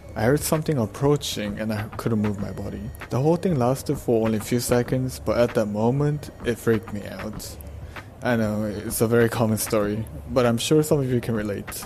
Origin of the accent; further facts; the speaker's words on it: South Korea; I'm from South Korea